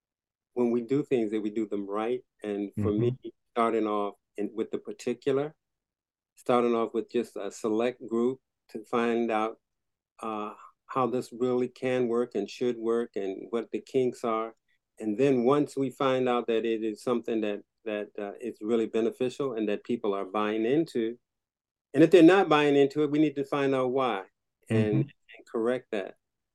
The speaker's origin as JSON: {"language": "English", "town": "Waterbury", "region": "Connecticut", "country": "United States", "tie": "born or raised there", "said": "he's just opened up a clinic in the heart of the ghetto. In which I grew up in Waterbury"}